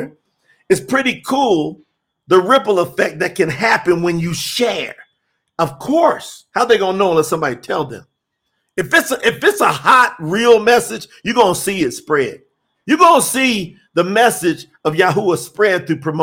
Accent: the South, United States; now in Colombia; I'm from the South, too

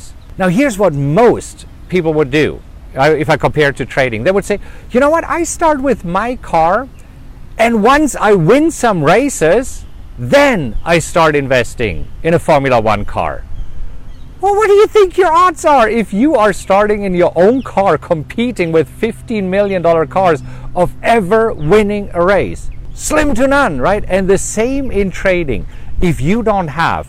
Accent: Germany; You know, I'm German, right? I grew up in Germany

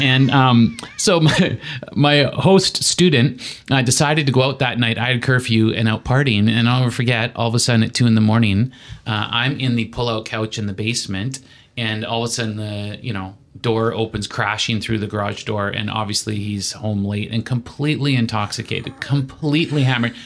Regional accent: Saskatchewan, Canada; moved away; Growing up in Saskatchewan

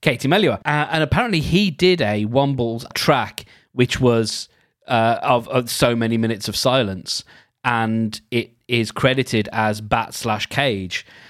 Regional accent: United Kingdom; we're British

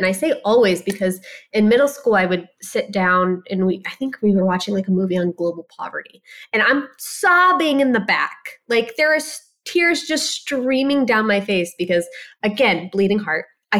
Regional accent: Ohio, United States; a very small girl growing up in Ohio. I tell people I'm Middle Eastern and Midwestern, which makes me chronically nice as well. And, you know, Ohio is just an amazing place to raise a family.

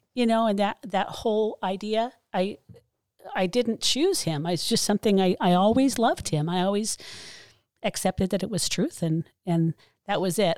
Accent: Mesa, Arizona, United States; I was born in Mesa, grew up here

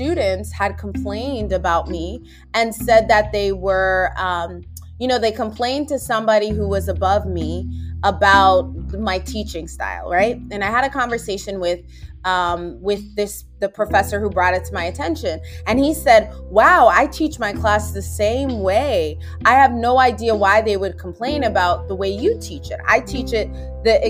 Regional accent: United States; also born or lived in Minnesota / Virginia Beach, Virginia; I grew up in America.

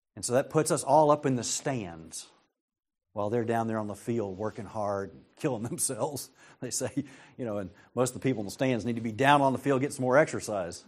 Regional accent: United States; I'm an American

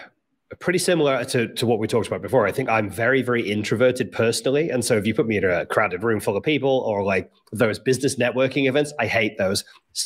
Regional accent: Liverpool, North West England, United Kingdom; I should sound like I'm from Liverpool, but I don't.

